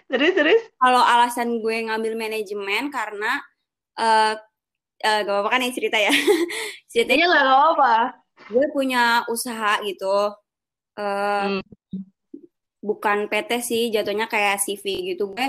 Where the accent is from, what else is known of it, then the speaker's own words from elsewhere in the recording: Cibubur, Jakarta, Indonesia; Gue asalnya dari Cibubur, rumah gue di Cibubur.